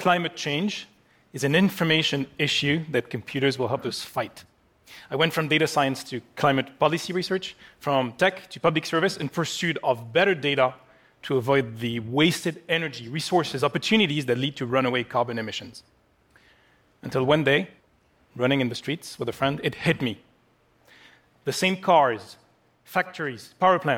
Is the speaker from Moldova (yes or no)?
no; Paris, Île-de-France, France; my hometown of Paris